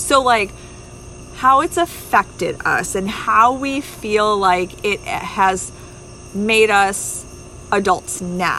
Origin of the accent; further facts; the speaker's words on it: Superior, Wisconsin, United States; So, I was born in Superior, Wisconsin. In the armpit. I call it the armpit.